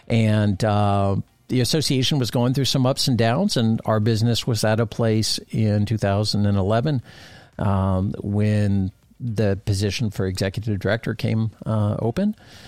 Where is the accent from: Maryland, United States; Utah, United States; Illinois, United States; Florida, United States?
Florida, United States; this amazing aviation community that I grew up in South Florida.